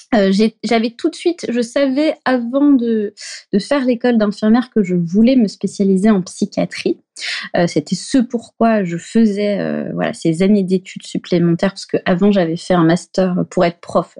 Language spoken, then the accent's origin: French; Brittany, France; moved away as an adult; also born or lived in Paris; je suis bretonne, moi